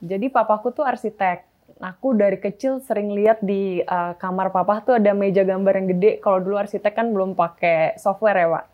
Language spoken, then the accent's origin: Indonesian; Bekasi, West Java, Indonesia; also born or lived in Jakarta; aku sebenarnya dulu di Bekasi tinggalnya. Okay. dulu tinggal di Bekasi